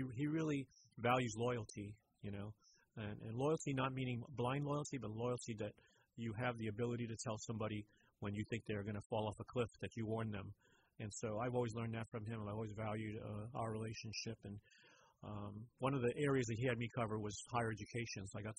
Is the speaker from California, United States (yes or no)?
yes; San Francisco, California, United States; Mr. Speaker, you know, I'm from San Francisco, and I'm here now